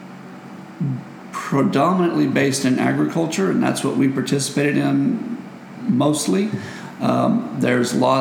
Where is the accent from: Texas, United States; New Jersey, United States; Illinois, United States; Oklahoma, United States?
Texas, United States; San Antonio; moved away as an adult; now in Stephenville, United States; I grew up in San Antonio